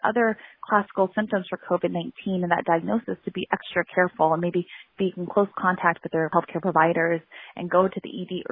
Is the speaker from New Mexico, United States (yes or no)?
no; Southern California, United States; I grew up in Southern California